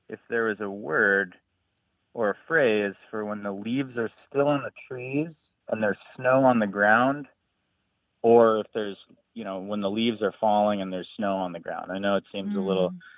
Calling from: Madison, Wisconsin, United States; I'm from Madison, Wisconsin.

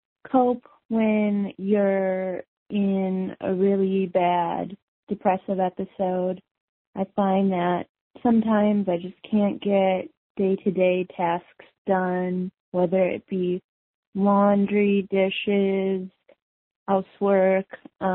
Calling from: Wisconsin, United States; I'm from Wisconsin.

